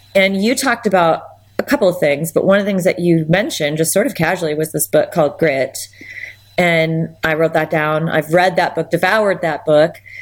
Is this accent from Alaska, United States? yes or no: yes; Anchorage, Alaska, United States; also born or lived in Hope, Alaska; I was born and raised in Alaska. I'm fourth generation. I have six children. They're all fifth generation Alaskan. I was born in Anchorage